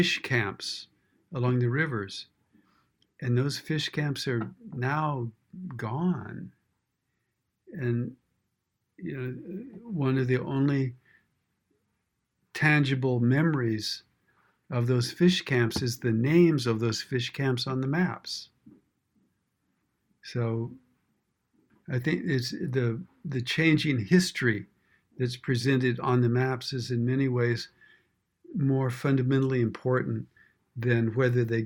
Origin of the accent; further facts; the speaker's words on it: West Texas, United States; moved away; I grew up on ranches in West Texas